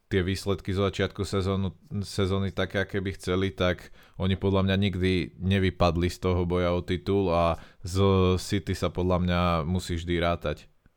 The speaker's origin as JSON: {"language": "Slovak", "country": "Slovakia", "said": "sme Slováci"}